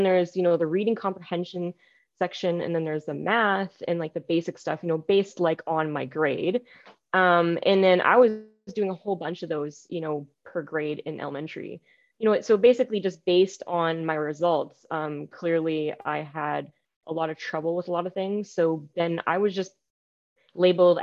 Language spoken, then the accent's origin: English; British Columbia, Canada; I was born in British Columbia, Canada here.